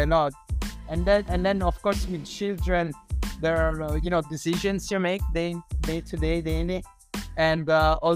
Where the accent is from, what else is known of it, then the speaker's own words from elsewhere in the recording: a small village in the south of Italy, close to Caserta, Campania, Italy; moved away as an adult; also born or lived in Shanghai, China / Korea; now in Bangkok, Thailand; Italian. I come from a small village in the south of Italy, close to Caserta.